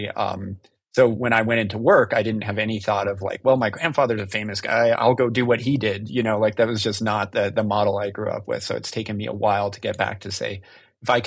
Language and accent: English; New Mexico, United States; growing up in New Mexico around this stuff, I actually grew up up at the ranch